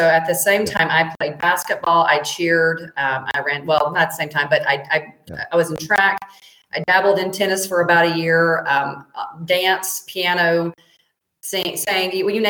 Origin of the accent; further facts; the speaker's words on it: Mississippi, United States; moved away; Well, I'm from Mississippi originally. I used to say root cause.